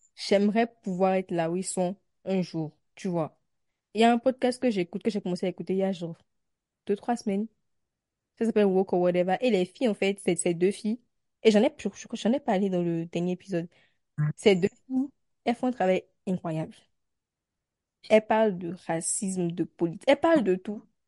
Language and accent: French; Benin; en tant que béninoise.